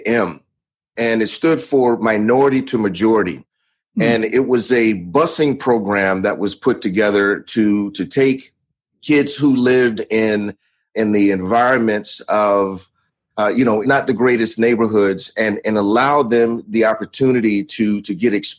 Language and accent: English; Atlanta, Georgia, United States; also born or lived in Miami / Las Vegas; I was actually born in Atlanta, Georgia. And I grew up here for the majority of my youth